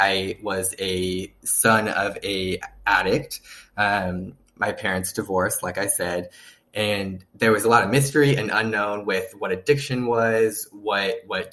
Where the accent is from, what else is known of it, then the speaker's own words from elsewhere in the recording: Northern California, United States; I'm from California, born and raised. I am the epitome of a Californian. I grew up in Northern California